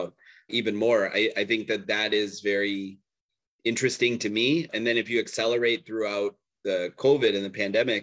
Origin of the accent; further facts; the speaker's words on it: Chicago, Illinois, United States; I'm born and raised in Chicago